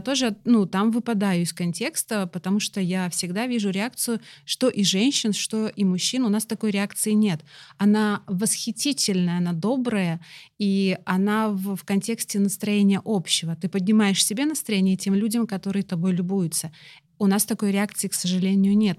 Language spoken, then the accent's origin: Russian; Russia; у нас в России